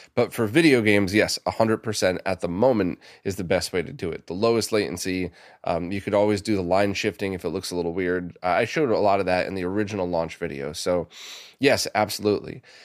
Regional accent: New York City, New York, United States; I grew up around the New York City area

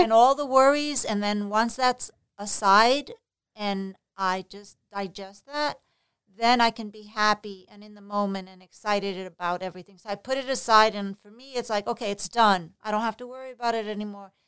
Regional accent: Puerto Rico; moved away as an adult; also born or lived in New York City, United States; now in Florida, United States; I was born in New York City, but I was raised in Puerto Rico, so I went to a private high school, private college in Puerto Rico

